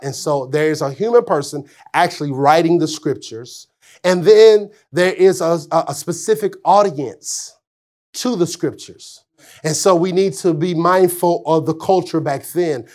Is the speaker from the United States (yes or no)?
yes; Arkansas, United States; I'm from Arkansas